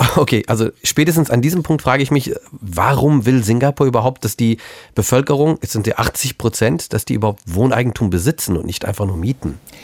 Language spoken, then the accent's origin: German; Germany; hier bei uns in Deutschland